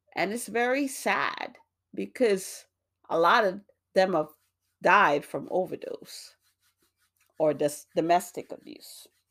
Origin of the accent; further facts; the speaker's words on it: New York, United States; also born or lived in Jamaica; now in Massachusetts, United States; I grew up in New York